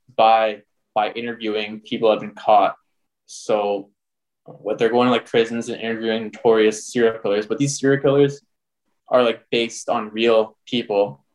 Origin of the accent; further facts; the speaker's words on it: Canada; I'm from Canada